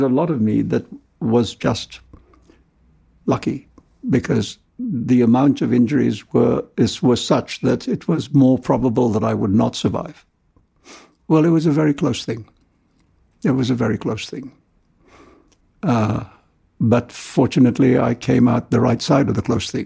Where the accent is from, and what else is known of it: India; born or raised there; also born or lived in London; now in New York, United States